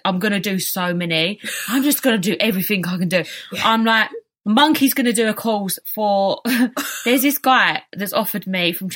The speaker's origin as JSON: {"language": "English", "region": "England", "country": "United Kingdom", "tie": "born or raised there", "said": "we was born in England."}